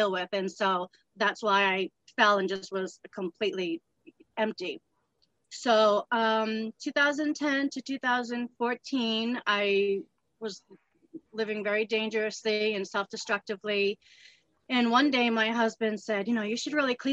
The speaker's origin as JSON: {"language": "English", "region": "Massachusetts", "country": "United States", "tie": "born or raised there", "also_born_or_lived": "Southern New Hampshire", "moved": "yes", "lives_now": "New Hampshire, United States", "said": "I was born and I grew up in Massachusetts, and I've been in Southern New Hampshire the rest of my life."}